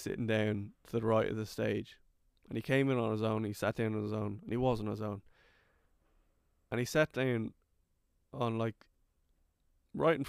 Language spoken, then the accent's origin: English; Kildare, Leinster, Ireland; accent: Irish